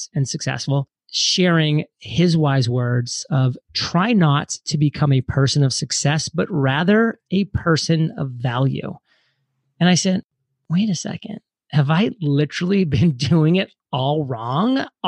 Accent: Maine, United States; moved away; also born or lived in Providence, Rhode Island; born and raised in Maine, went to school in Providence, Rhode Island

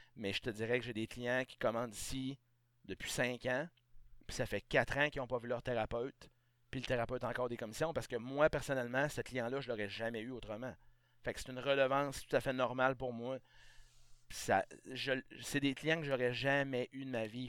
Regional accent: Beauce, Quebec, Canada; moved away as an adult; also born or lived in Saguenay / Estrie; je viens de la Beauce.

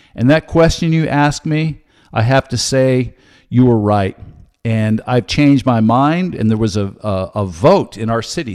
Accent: Santa Cruz, California, United States; I was raised in California

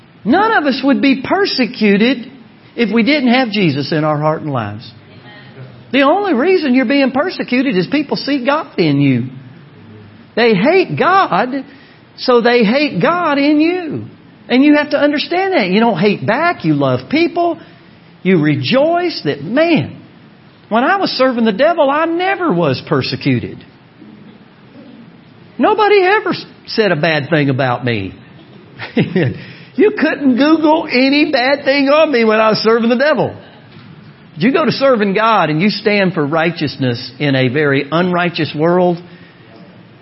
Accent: Orlando, Florida, United States; moved away; I'm from Orlando, Florida

